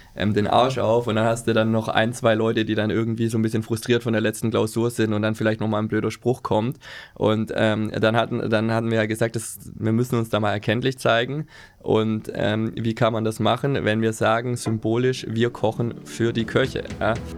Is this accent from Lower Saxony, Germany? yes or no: no; Remseck am Neckar, Baden-Württemberg, Germany; accent: Swabian; moved away as an adult; now in Hamburg, Germany; ich komme aus der Nähe von Stuttgart, Remseck am Neckar